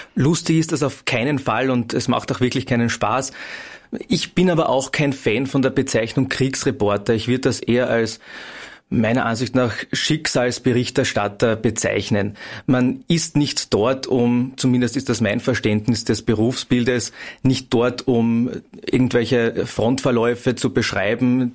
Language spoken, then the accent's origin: German; Klagenfurt, Carinthia, Austria; in Klagenfurt. Zum einen, weil es meine Heimatstadt ist